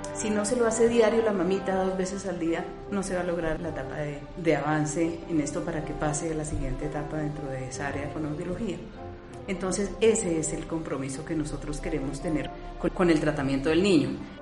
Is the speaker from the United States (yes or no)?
no; Colombia; como colombianos inquietos que somos